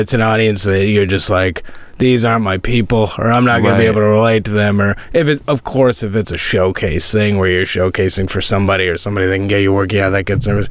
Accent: Sydney, Nova Scotia, Canada; moved away; I grew up in Sydney

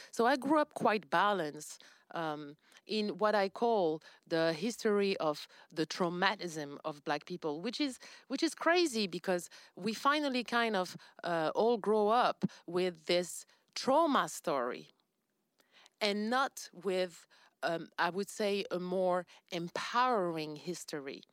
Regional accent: France; accent: French; English is a second language; I'm French. Um, I'll be speaking with my French accent

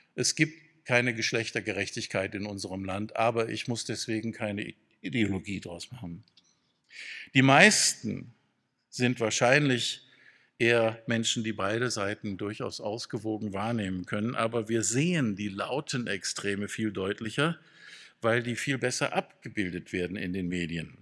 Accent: Freudenstadt, Baden-Württemberg, Germany; in meiner Heimatstadt Freudenstadt

